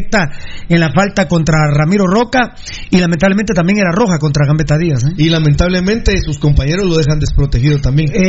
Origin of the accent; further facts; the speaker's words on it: Iztapa, Escuintla, Guatemala; saludos desde las playas de Monterrico, que vive el pirulismo, y soy de Iztapa.